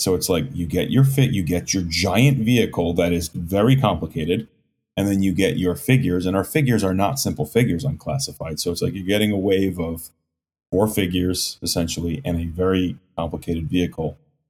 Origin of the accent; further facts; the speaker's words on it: New Jersey, United States; I'm from New Jersey.